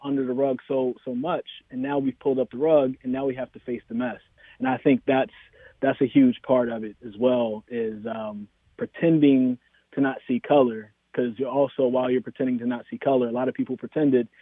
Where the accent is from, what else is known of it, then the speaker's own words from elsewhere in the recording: Greensboro, North Carolina, United States; also born or lived in Winston-Salem, North Carolina; now in Raleigh, United States; growing up in Greensboro